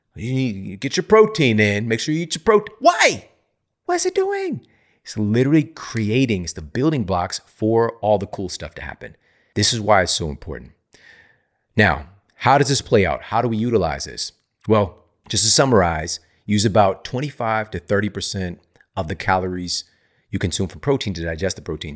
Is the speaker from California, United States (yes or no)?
no; St. Louis, Missouri, United States; a university in my hometown, Saint Louis, Missouri